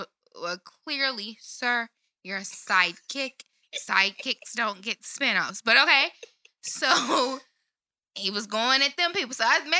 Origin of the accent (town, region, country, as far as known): Shreveport, Louisiana, United States; born or raised there